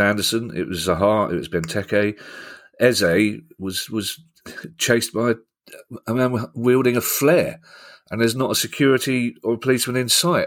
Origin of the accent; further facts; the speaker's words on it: London, United Kingdom; I'm from South London